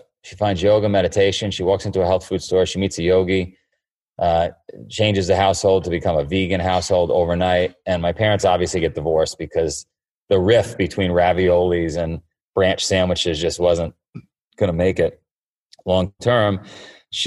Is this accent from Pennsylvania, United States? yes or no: no; New York City, New York, United States; I grew up in Queens in a neighborhood called Howard Beach